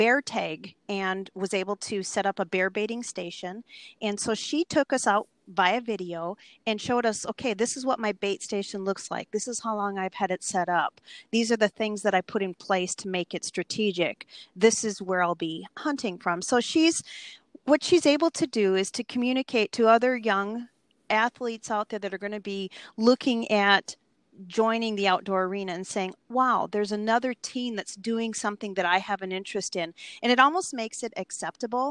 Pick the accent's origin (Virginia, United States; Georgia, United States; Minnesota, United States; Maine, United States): Minnesota, United States; moved away as an adult; also born or lived in Alaska; I'm originally from Minnesota and moved up to Alaska when I was young and eager